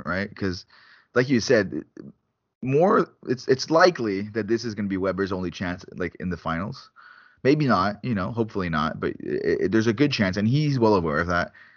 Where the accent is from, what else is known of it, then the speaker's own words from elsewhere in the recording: Canada; as a Canadian